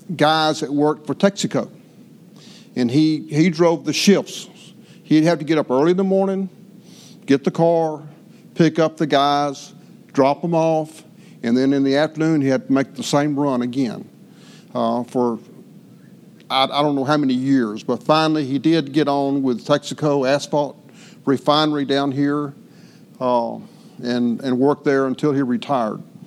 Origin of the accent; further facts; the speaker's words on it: Fort Natchez, United States; we grew up here in Fort Natchez on Montrose Street